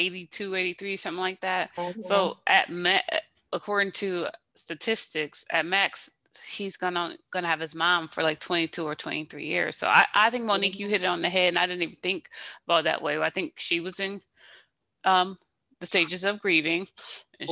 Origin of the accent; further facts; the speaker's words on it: Buffalo, New York, United States; Buffalo, New York, my hometown